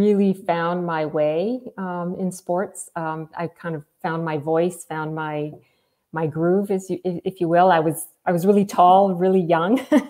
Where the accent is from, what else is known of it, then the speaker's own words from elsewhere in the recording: Moncton, New Brunswick, Canada; also born or lived in Campbellton, New Brunswick; now in Fredericton, Canada; I grew up in Moncton, New Brunswick. So in a Francophone family.